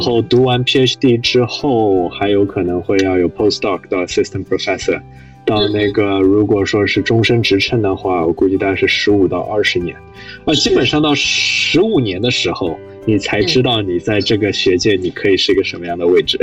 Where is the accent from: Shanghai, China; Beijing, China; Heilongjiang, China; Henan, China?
Shanghai, China; moved away as an adult; also born or lived in Princeton, United States; 我是上海，读公校长大，然后高中其实读的是复旦附中